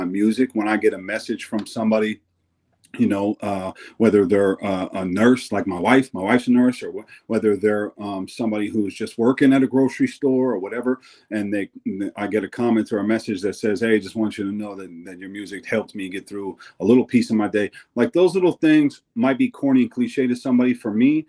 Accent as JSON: {"language": "English", "town": "Eugene", "region": "Oregon", "country": "United States", "tie": "born or raised there", "said": "my home state, especially in my hometown"}